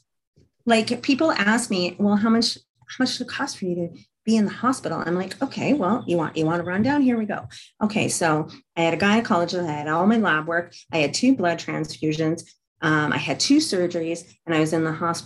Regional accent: Canada; as I'm Canadian

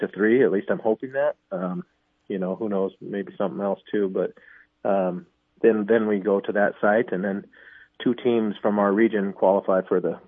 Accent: Billings, Montana, United States; moved away as an adult; now in Sioux Falls, United States; I grew up in Montana and in Billings area and went to school there

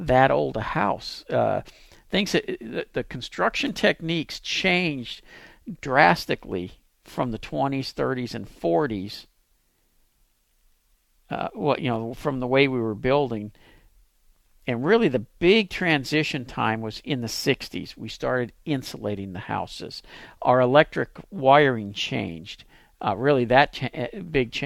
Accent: Pasadena, Texas, United States; moved away as an adult; now in Dallas, United States; I live in Dallas, but I grew up here in Pasadena.

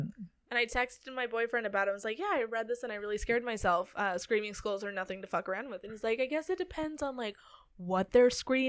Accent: Granite Falls, Minnesota, United States; The Swenson Farm, now a museum, is a turn-of-the-century farmhouse halfway between my hometown of Granite Falls, Minnesota, and Montevideo.

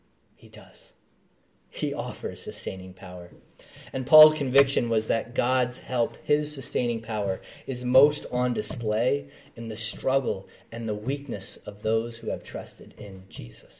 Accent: United States; I'm from the Philly area. I grew up an hour and a half outside of Philly, so general Philly area

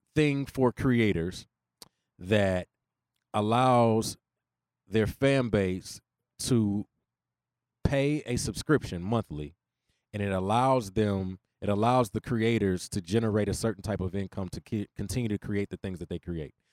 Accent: Houston, Texas, United States; I grew up in Inwood

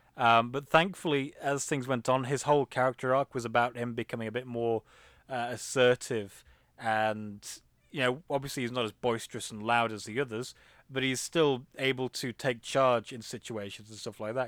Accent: England, United Kingdom; I'm I'm English

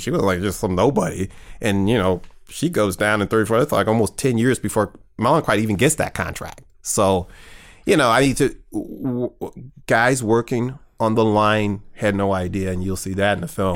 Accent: St. Louis, Missouri, United States; I grew up in North County

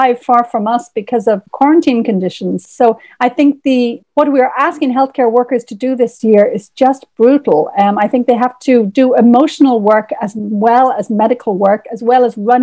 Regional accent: Ireland; in Ireland, we are on the edge of several cultures. So I grew up on Irish fairy tales

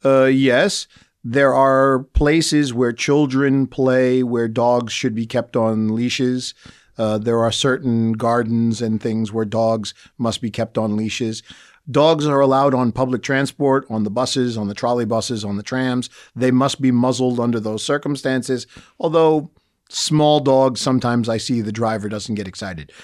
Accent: United States; now in Bratislava, Slovakia; as an American

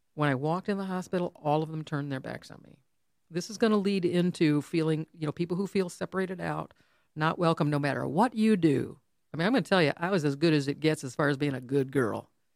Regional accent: Farmington Hills, Michigan, United States; that we grew up in the same town.

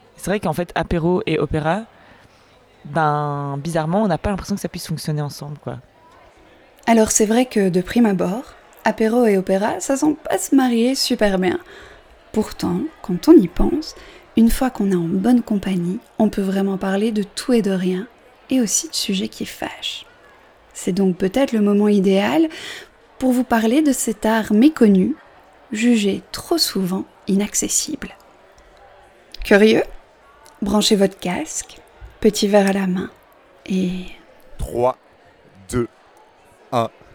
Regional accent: Belgium; je suis belge, j'assume mon 70.

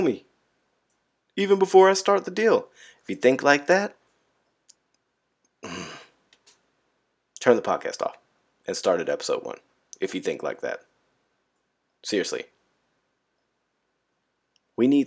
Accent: California, United States; moved away; I'm from Cali. You know, all we had to deal with was earthquakes and hippies

